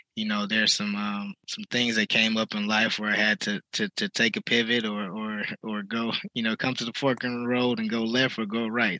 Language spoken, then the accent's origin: English; Detroit, Michigan, United States; I'm off uh, right off Davidson and Woodrow Wilson